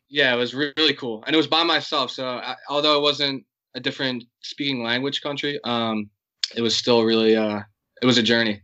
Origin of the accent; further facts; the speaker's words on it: United States; I'm American, but I have a I have a strong Irish heritage